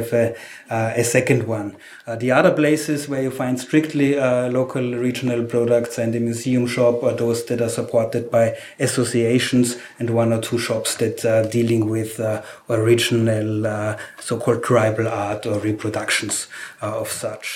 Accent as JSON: {"language": "English", "country": "Austria", "said": "I'm from Austria"}